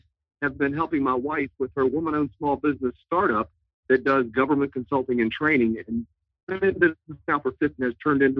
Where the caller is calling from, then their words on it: Suffolk, Virginia, United States; I'm calling in from Suffolk, Virginia. So I'm not too far away